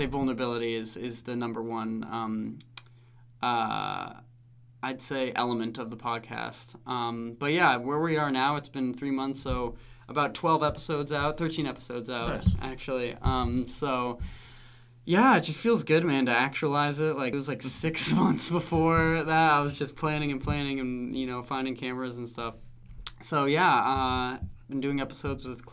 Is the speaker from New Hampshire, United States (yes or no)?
yes; Francestown, New Hampshire, United States; I grew up in Francistown, New Hampshire.